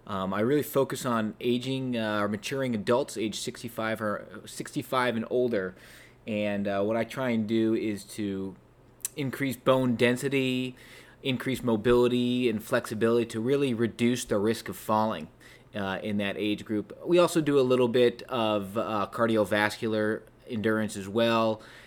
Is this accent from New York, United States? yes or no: no; Connecticut, United States; moved away as an adult; also born or lived in Maine; now in Hilton Head Island, United States; I grew up in Connecticut and went to the University of Maine, and then I graduated in the spring of 2014 and didn't want to move back home with my parents.